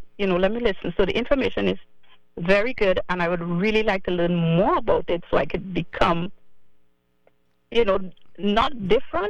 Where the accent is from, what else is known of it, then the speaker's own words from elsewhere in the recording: Trinidad & Tobago; moved away; I grew up in Trinidad